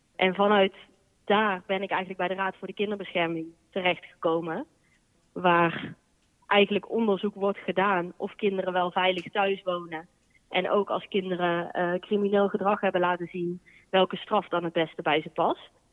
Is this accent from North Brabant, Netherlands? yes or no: yes; Boxtel, North Brabant, Netherlands; moved away as an adult; also born or lived in Amsterdam; now in 's-Hertogenbosch, Netherlands; Ik kom uit Bokstel en daar heb ik vroeger bij, lang bij de harmonie gezeten